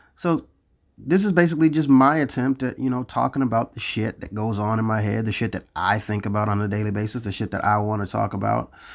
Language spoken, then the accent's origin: English; Florida, United States; I'm from Florida.